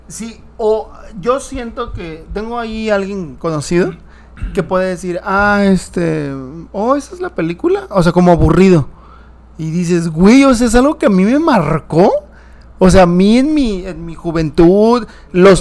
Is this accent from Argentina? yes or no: no; Nayarit, Mexico; Vallarta, cerca de Nayarit, de donde soy ahí, oriundo